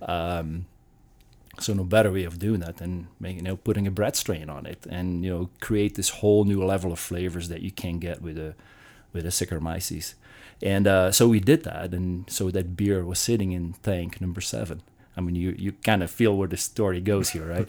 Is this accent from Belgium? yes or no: yes; Belgium; moved away; I'm from Belgium.